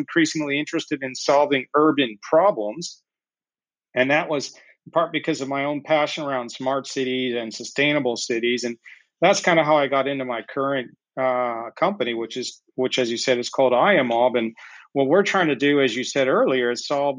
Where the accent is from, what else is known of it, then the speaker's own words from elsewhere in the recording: United States; moved away as an adult; also born or lived in Ohio / South Carolina / Colorado; now in Barcelona, Spain; I grew up in the States.